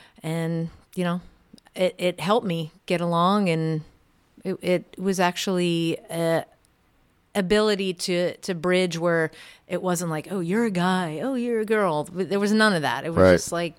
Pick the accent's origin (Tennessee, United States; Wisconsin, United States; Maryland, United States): Maryland, United States; Well, I grew up in Montgomery County, Maryland. And, you know, typical household in the burbs, about 15 miles outside of D.C.